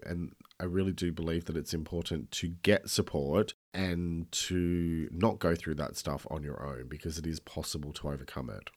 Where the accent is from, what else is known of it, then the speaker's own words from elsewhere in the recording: Australia; I'm an Australian writer and speaker